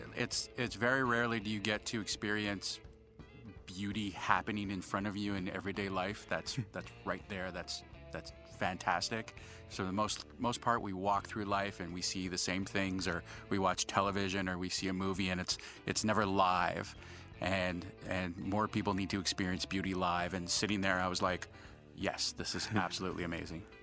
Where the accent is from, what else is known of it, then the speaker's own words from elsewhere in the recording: Canada; being Canadian